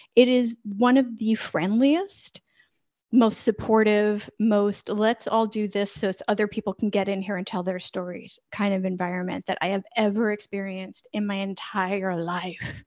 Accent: United States; moved away as an adult; now in Valencia, Spain; I'm an American who's lived overseas for the better part of 20 years.

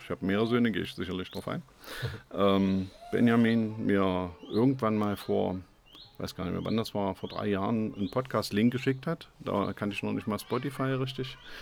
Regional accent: Magdeburg, Saxony-Anhalt, Germany; ich bin Magdeburger

